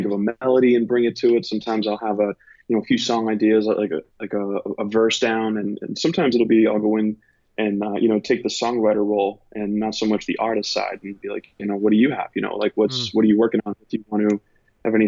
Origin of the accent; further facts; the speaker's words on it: Boston, Massachusetts, United States; moved away as an adult; also born or lived in New York / Los Angeles; now in Nashville, United States; I'm from Boston originally, and my cousin, we used to live in a two-family house we were born